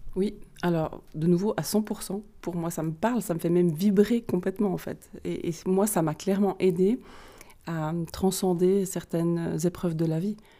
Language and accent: French; Vaud, Switzerland; accent: vaudois; mon super accent vaudois